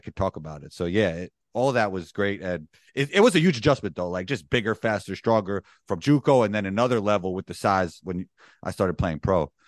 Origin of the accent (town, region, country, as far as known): New York City, New York, United States; born or raised there